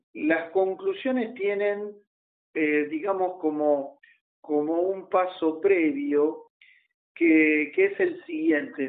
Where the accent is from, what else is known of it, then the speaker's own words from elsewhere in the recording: Argentina; nuestro país